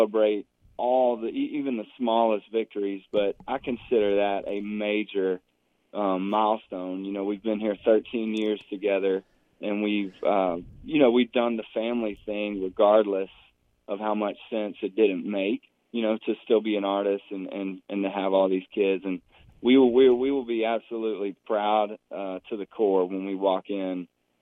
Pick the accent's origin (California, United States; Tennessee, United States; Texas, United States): Tennessee, United States; Franklin; born or raised there